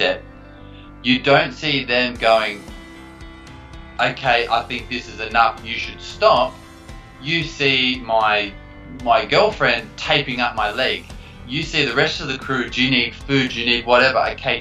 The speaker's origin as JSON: {"language": "English", "country": "Australia", "tie": "born or raised there", "said": "growing up in Australia."}